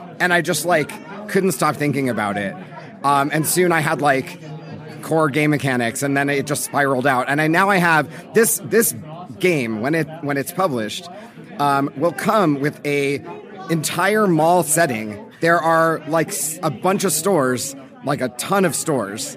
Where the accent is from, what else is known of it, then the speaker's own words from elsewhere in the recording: Los Angeles, California, United States; I grew up in Los Angeles in the 90s.